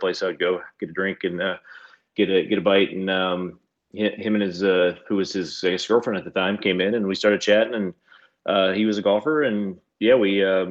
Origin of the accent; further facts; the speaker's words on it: Southern Kentucky, United States; moved away as an adult; also born or lived in Lexington, Kentucky; now in Cincinnati, United States; I grew up in Kentucky, although it's, you know, Southern Kentucky.